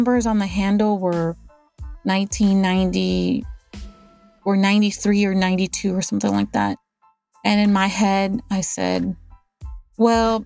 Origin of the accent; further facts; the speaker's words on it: Texas, United States; I'm from Texas